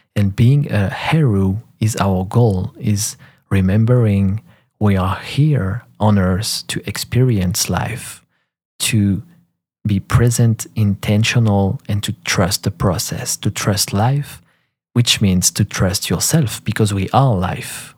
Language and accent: English; France; first language French; English is a second language; I'm French, so French is my first language.